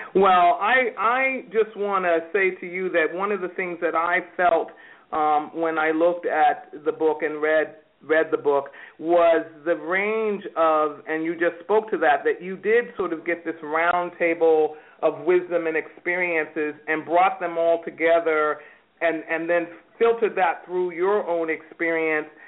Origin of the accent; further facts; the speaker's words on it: New York, United States; now in California, United States; I'm a native New Yorker